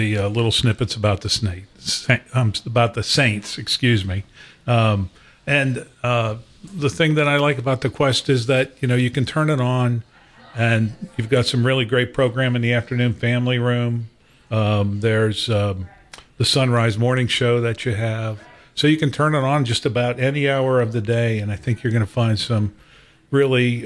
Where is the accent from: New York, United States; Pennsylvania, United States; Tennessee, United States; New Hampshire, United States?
Pennsylvania, United States; Pittsburgh; also born or lived in Racine, Wisconsin; I was born in Wisconsin. My family moved to Pittsburgh. I'm one of seven children